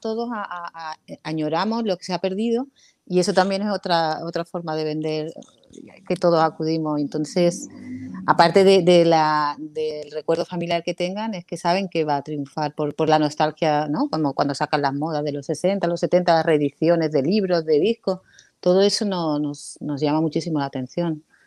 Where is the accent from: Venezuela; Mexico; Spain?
Spain; Canary Islands; moved away as an adult; also born or lived in Málaga; Yo me crié en Canarias y cuando llegué a Málaga